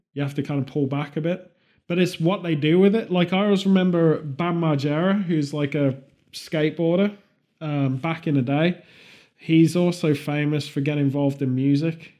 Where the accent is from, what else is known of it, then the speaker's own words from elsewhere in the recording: England, United Kingdom; being English